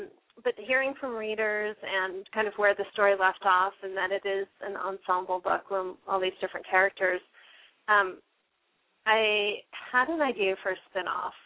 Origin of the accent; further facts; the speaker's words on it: San Diego, California, United States; also born or lived in Seattle, United States; now in East Coast, United States; I grew up in San Diego